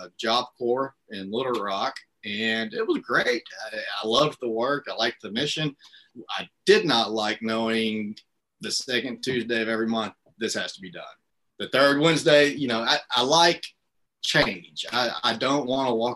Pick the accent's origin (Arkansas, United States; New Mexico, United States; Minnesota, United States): Arkansas, United States; Marianna; moved away; I'm from Marianna. It's one of the areas we serve, and that's where we moved back to live